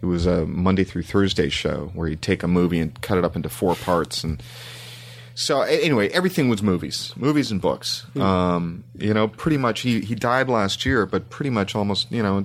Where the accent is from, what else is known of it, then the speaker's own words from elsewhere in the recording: Toronto, Ontario, Canada; moved away; growing up in Canada